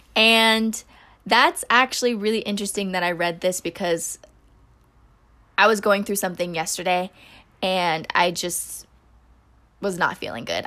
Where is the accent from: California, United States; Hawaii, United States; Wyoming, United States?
California, United States; Northern; also born or lived in Philippines (ancestry); now in Los Angeles, United States; growing up in Northern California